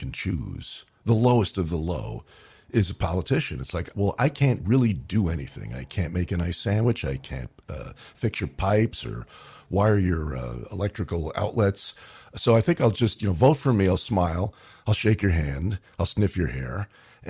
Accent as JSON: {"language": "English", "town": "New York City", "region": "New York", "country": "United States", "tie": "born or raised there", "also_born_or_lived": "Brooklyn, New York / Astoria, Queens", "moved": "as an adult", "lives_now": "Los Angeles, United States", "said": "I was from Queens. I was born in Brooklyn, but raised in Queens, and Manhattan was the city"}